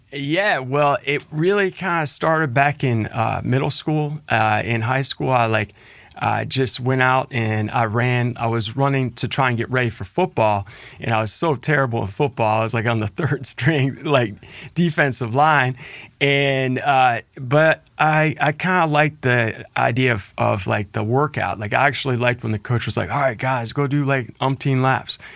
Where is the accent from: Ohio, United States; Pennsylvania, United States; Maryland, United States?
Ohio, United States; Cincinnati; it's great to share that same hometown